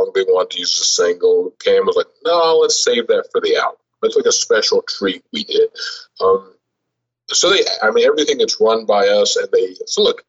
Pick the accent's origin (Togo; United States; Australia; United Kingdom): United States; Kentucky; I'm from Kentucky